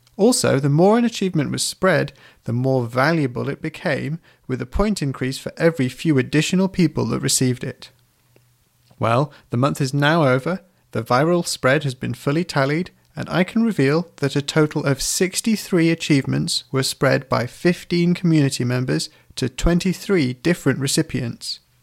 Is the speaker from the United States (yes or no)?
no; United Kingdom; I'm British